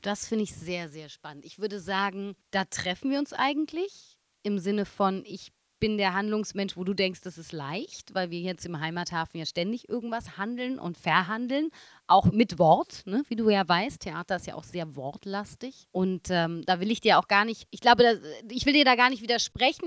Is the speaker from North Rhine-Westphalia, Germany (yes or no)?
no; Berlin, Germany; da wo ich groß geworden bin, so ein Wilmersdorf oder ein Dahlem